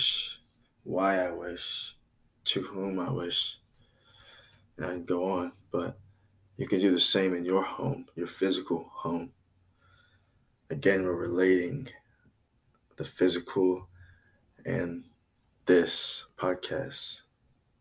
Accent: New York City, New York, United States; I was born in Brooklyn, New York, United States of America in 1996

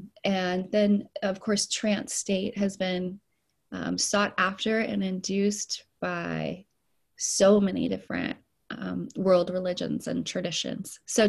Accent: Puerto Rico; also born or lived in Saint Lucia; I was born in the mission field, and I grew up in Puerto Rico and St. Lucia, and then even domestically, we moved around.

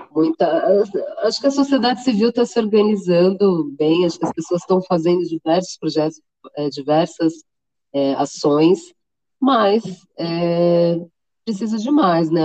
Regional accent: Santos, São Paulo, Brazil; moved away as an adult; now in São Paulo, Brazil; eu sou de Santos, né? Na época eu morava ah. em tá. Santos ainda, hoje eu estou em São Paulo.

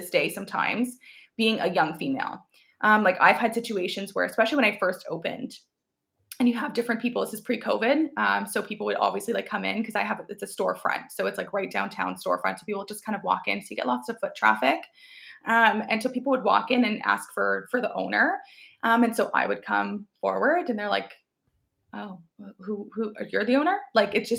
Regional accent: Chatham, Ontario, Canada; also born or lived in London, Ontario; to be in my hometown was huge because I already knew quite a few people, right, growing up there

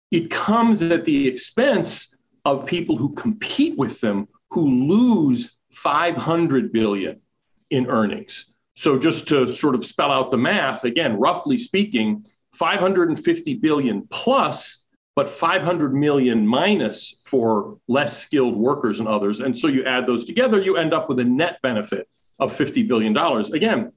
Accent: United States; as an American

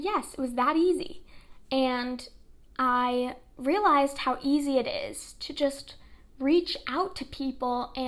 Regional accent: New York City, New York, United States; I was born and raised in Brooklyn, New York

